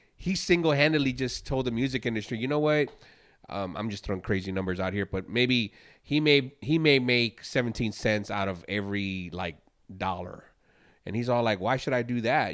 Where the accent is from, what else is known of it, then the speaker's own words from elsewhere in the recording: Chicago, Illinois, United States; now in Houston, United States; I'm from Chicago and grew up with that sound. So here in Houston